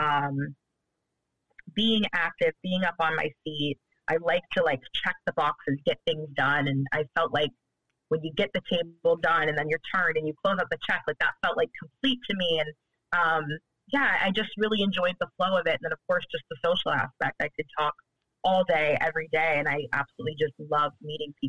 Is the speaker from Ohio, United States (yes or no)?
yes; Cleveland, Ohio, United States; moved away as an adult; now in Brooklyn, United States; growing up in Cleveland